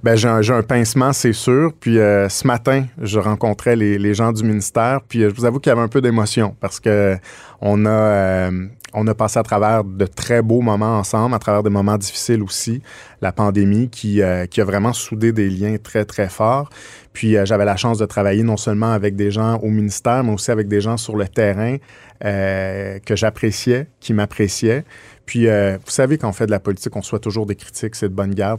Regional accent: Quebec, Canada; on est québécois

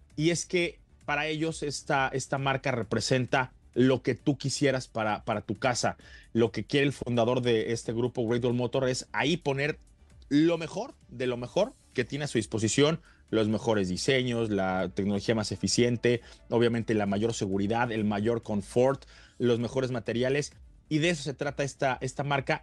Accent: Mexico; un portafolio de productos que está por llegar ya a nuestro país

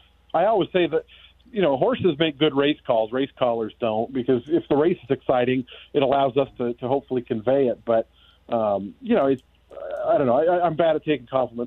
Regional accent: Seattle, Washington, United States; moved away; I'm from Seattle, so you know, the Northwest is kind of home.

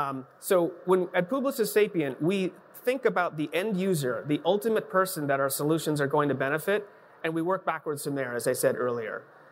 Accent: Boston, Massachusetts, United States; I'm from Boston

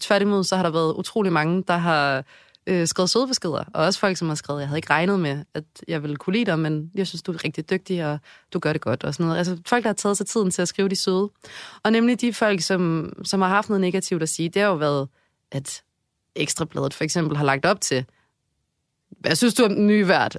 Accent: Odense, Southern Denmark, Denmark; accent: Funen (fynsk); also born or lived in Aarhus; now in Copenhagen, Denmark; selvom jeg er fra Odense, så var København ligesom mit hjem også

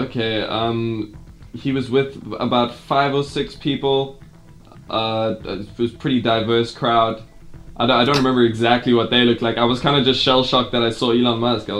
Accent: South Africa; I was from South Africa.

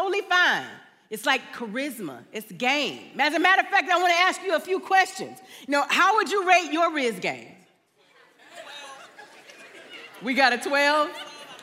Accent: Augusta, Georgia, United States; also born or lived in metro Atlanta, Georgia; now in Atlanta, United States; I'm from Augusta, Georgia.

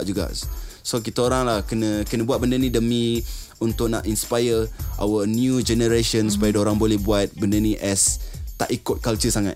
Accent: Sabah, Malaysia; saya berasal dari Sabah.

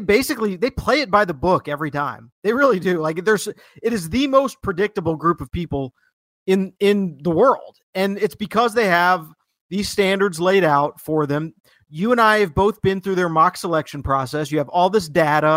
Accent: Atlanta, Georgia, United States; my hometown of Atlanta, Georgia

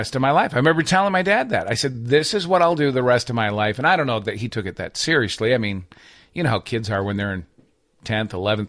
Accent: Michigan, United States; now in Nashville, United States; Yeah, I've been here for, I think, 26 years. But no, I grew up in northern Michigan, not far from the Canadian border.

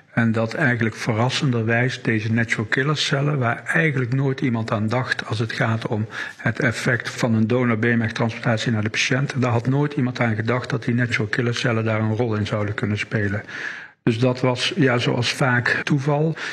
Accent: Wageningen, Gelderland, Netherlands; now in Limburg, Netherlands; geboren in Wageningen en al weer heel lang woonachtig in het Limburgse

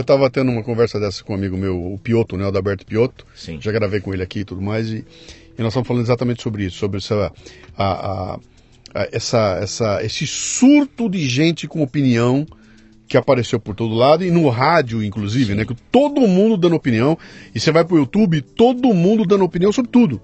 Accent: Brazil; sou brasileiro

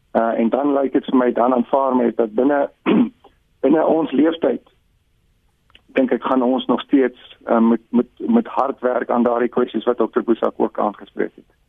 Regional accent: South Africa; ons as Suid-Afrikaners

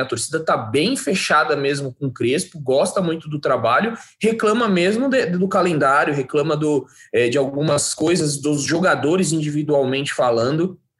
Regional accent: Cotia, São Paulo, Brazil; em Cotia, minha cidade natal

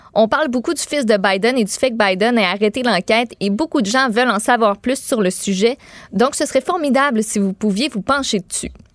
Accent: Quebec, Canada; en tant que Québécois

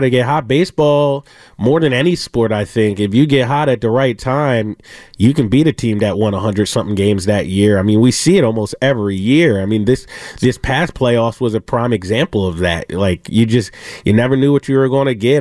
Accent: Philadelphia, Pennsylvania, United States; moved away as an adult; also born or lived in Washington; now in San Francisco, United States; I'm from Philadelphia

